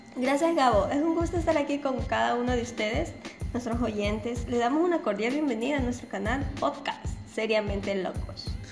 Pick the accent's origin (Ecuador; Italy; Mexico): Ecuador; Machala, El Oro; mi querida ciudad de Machala, capital bananera del mundo, ubicados en Ecuador